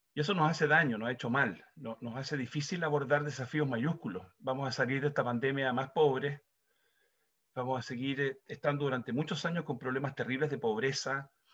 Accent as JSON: {"language": "Spanish", "country": "Chile", "said": "Nosotros como chilenos"}